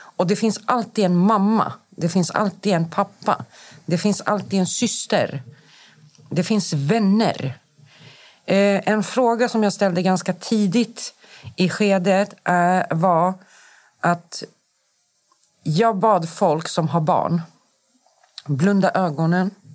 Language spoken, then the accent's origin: Swedish; Stockholm, Stockholm County, Sweden; also born or lived in Akalla; Jag är uppvuxen i Rinkeby. Jag kommer från förorten